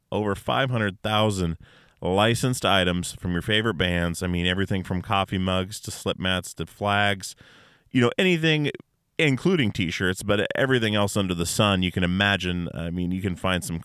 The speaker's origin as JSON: {"language": "English", "region": "Alaska", "country": "United States", "said": "We're all from Alaska, all my guys"}